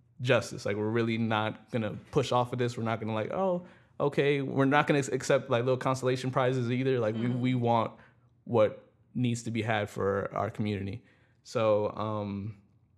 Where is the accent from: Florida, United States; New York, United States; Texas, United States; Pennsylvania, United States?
New York, United States; New York City; growing up in the Bronx